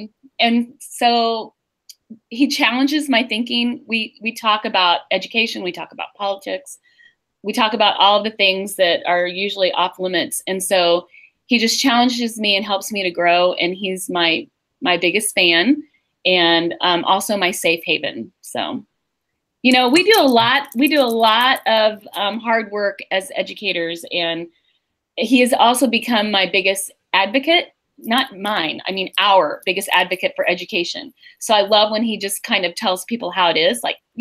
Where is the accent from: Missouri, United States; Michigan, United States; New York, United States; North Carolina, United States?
Missouri, United States; St. Joseph; We grew up together in St. Joe.